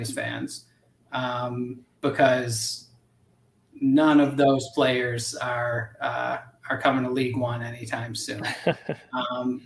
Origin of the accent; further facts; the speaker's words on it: Buffalo, New York, United States; moved away as an adult; now in Omaha, United States; I'm from Buffalo, New York, which is basically Canada